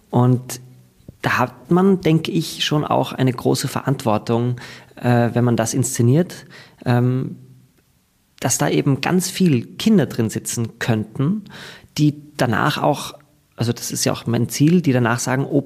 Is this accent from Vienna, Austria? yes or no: no; Graz, Styria, Austria; moved away as an adult; Und ich komme aus Graz. Ähm, dort ging das nicht. Ich musste dann äh, schauen, ob ich Berlin oder Wien, da kann man das studieren. Und ich bin dann nach Wien gegangen